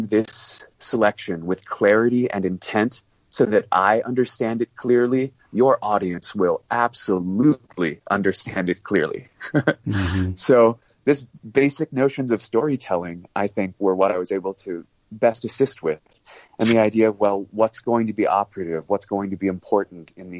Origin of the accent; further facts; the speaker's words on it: United States; I'm an American, brought up on a system of English that is heavily influenced by stage English